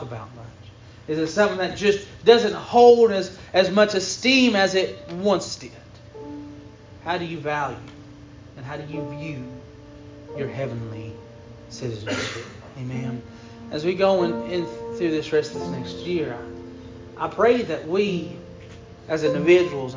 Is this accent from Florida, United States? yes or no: no; Campbell County, Tennessee, United States; we're citizens of Campbell County.